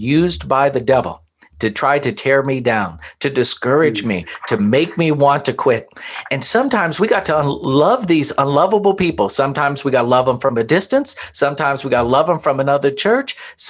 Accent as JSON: {"language": "English", "town": "Louisville", "region": "Kentucky", "country": "United States", "tie": "born there", "said": "I was born in Louisville, Kentucky"}